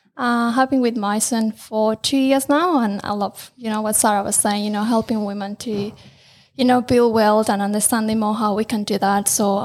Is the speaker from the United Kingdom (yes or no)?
no; Colombia; moved away as an adult; now in Australia; Well, I moved to Australia 9 years ago. I'm from Colombia originally.